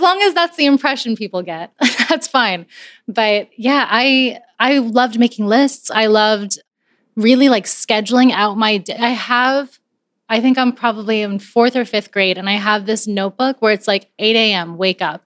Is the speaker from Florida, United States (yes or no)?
yes; Coral Springs, Florida, United States; also born or lived in Barranquilla, Colombia; I grew up outside of Miami in Coral Springs